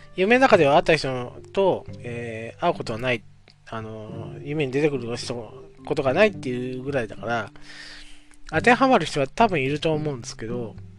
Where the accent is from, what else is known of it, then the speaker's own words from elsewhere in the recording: Oita, Japan; 地元、まあ僕は大分県